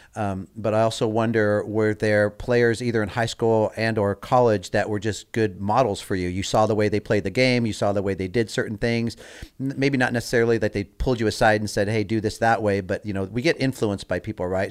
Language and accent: English; Southern California, United States; born or raised there